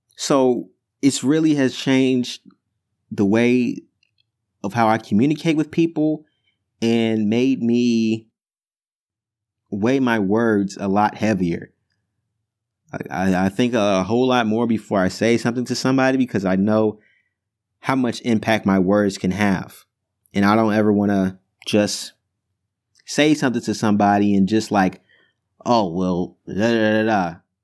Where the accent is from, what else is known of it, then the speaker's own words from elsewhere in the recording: Chicago, Illinois, United States; moved away as an adult; also born or lived in New Jersey; I go to school in New Jersey, and I'm from Chicago